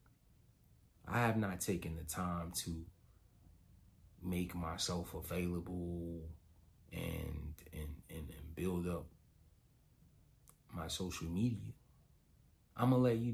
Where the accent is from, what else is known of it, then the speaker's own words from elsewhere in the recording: Chicago, Illinois, United States; I'm from Chicago